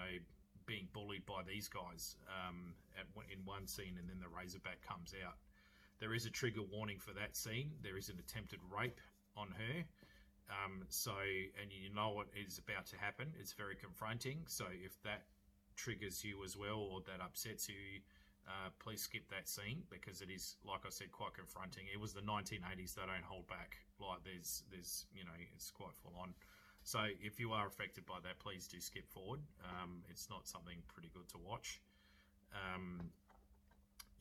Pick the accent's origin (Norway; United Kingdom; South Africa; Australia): Australia; accent: Australian; I'm an Aussie